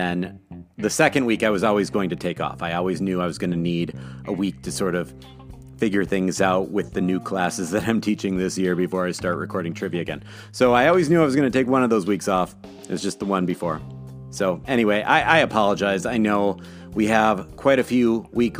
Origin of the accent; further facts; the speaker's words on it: Midwest, United States; accent: Midwest; my Midwest accent